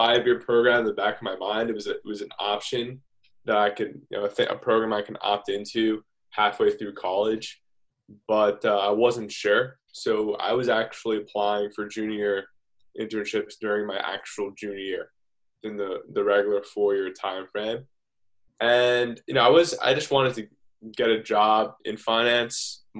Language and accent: English; Stamford, Connecticut, United States; I'm from Stamford, Connecticut